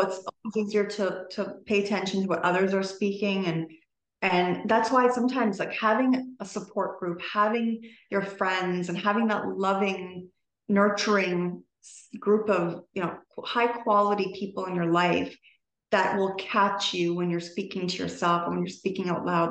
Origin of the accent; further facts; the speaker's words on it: Toronto, Ontario, Canada; i'm from toronto canada